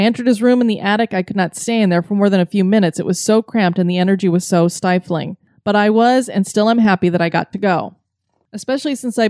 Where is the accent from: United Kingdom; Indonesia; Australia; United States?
United States; Massachusetts; Back in 2012, I went on a family road trip down to South Carolina from my home state of Massachusetts.